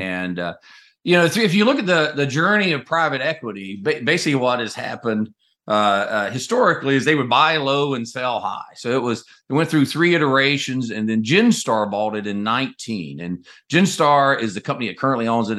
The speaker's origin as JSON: {"language": "English", "region": "North Carolina", "country": "United States", "tie": "born or raised there", "moved": "as an adult", "said": "I grew up in North Carolina in a double-wide trailer at the end of a dead-end dirt road"}